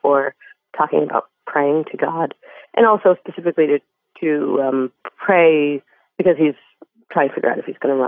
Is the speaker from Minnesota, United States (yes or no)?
no; Denver, Colorado, United States; my hometown newspaper in Denver